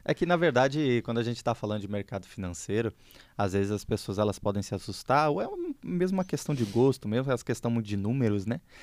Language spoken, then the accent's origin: Portuguese; Porto Alegre, Rio Grande do Sul, Brazil; moved away as an adult; now in São Paulo, Brazil; É, eu sou originalmente gaúcho, não sei se o pessoal sabe, mas eu sou gaúcho, eu sou de Porto Alegre